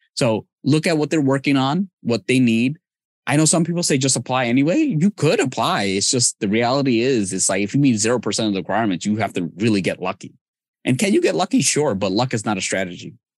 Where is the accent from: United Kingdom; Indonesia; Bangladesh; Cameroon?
Bangladesh; now in United States; I'm from Bangladesh